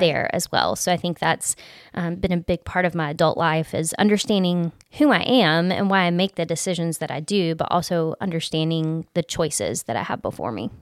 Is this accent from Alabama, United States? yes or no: yes; Gulf Coast, Alabama, United States; I grew up on the Gulf Coast in Alabama